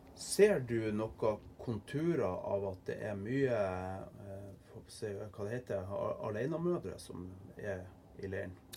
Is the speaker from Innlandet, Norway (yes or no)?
no; Andøya, Nordland, Norway; jeg er jo fra Andøya